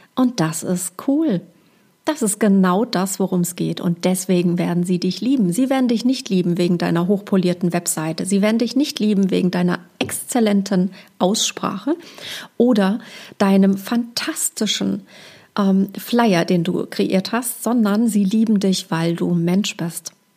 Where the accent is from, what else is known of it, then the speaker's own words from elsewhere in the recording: Hesse, Germany; accent: leichter hessischer Akzent; mit meinem leichten hessischen Akzent